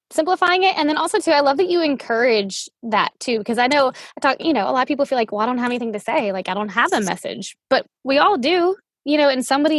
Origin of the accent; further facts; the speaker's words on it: Louisiana, United States; But I'm from Louisiana.